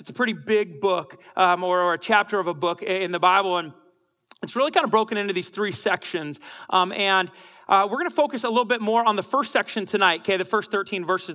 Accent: Bellingham, Washington, United States; I'm from Bellingham, Washington

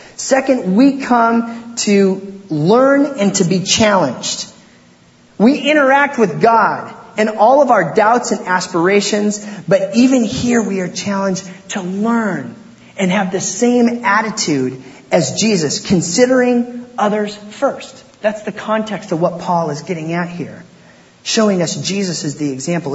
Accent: Port Angeles, Washington, United States; I grew up in Port Angeles, Washington, out there on the Olympic Peninsula.

